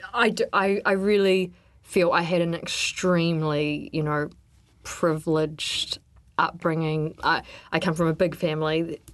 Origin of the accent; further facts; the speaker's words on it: Wellington, New Zealand; I grew up in Wellington